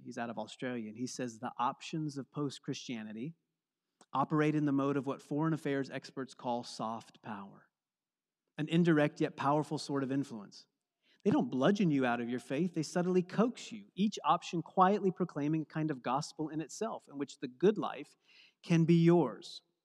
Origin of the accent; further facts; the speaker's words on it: East Coast, United States; moved away; I'm from the East Coast where we have lots of different seasons